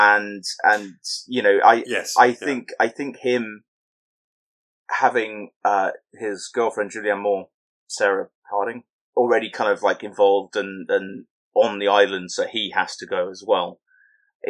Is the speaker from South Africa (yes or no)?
no; England, United Kingdom; accent: very English